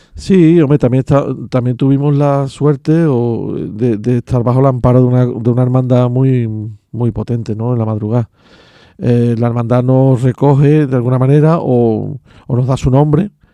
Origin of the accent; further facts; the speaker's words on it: Seville, Andalusia, Spain; now in Castilleja de la Cuesta, Spain; Yo nací en La Macarena, pero yo me crié en San Román, Pumarejo, eh, San Marco